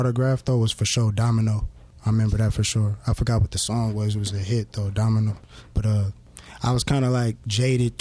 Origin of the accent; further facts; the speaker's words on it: Carson, California, United States; I'm from Carson